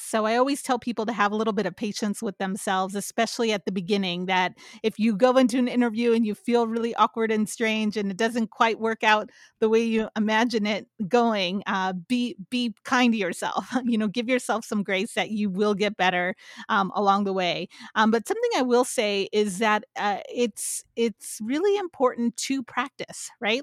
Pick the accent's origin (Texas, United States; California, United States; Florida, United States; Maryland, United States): California, United States; San Jose; also born or lived in Santa Barbara; now in San Francisco, United States; I grew up in San Jose specifically